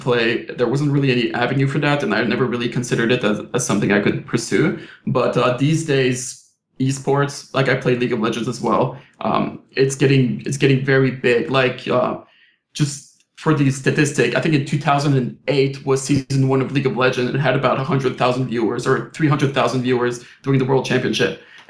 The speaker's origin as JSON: {"language": "English", "region": "Quebec", "country": "Canada", "tie": "born or raised there", "first_language": "French", "second_language": "English", "said": "Like, I was born and raised in Quebec. So I was French, French school, French parent, French friends back in Quebec."}